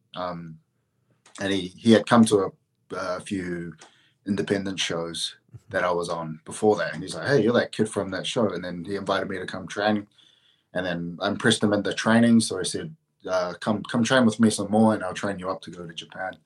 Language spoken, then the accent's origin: English; Auckland, New Zealand; Auckland, my oh. hometown